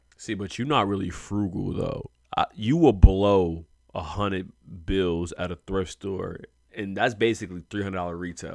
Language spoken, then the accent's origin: English; Philadelphia, Pennsylvania, United States; I come from Philadelphia.